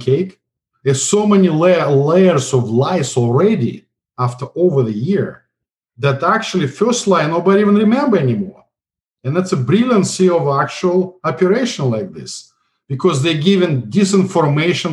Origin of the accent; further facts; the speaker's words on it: Russia; English is a second language; moved away as an adult; also born or lived in St. Petersburg, Russia; now in United States; I came from Soviet Union